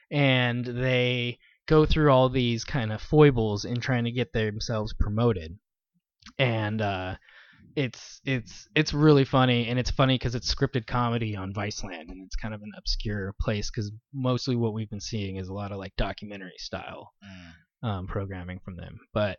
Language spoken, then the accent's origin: English; Philadelphia, Pennsylvania, United States; Yeah, I'm from Philly.